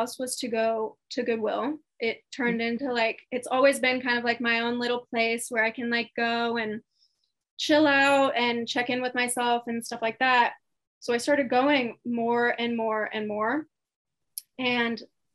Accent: Indianapolis, Indiana, United States; moved away as an adult; now in Austin, United States; I moved to Austin, Texas from my hometown, Indianapolis

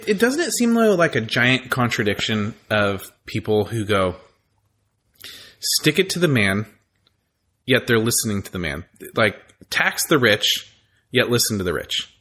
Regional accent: California, United States; also born or lived in Texas; I grew up in California

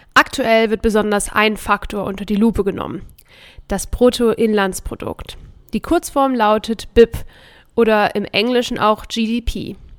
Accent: Germany; bei uns in Deutschland

